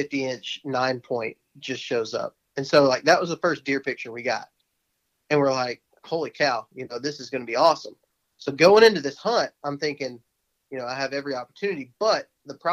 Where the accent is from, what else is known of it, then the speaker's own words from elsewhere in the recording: Texas, United States; moved away; what I grew up doing in Texas